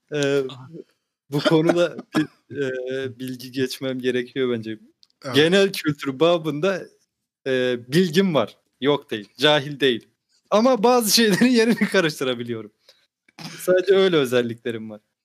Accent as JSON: {"language": "Turkish", "region": "Samsun", "country": "Turkey", "said": "Dedim ben Samsunluyum."}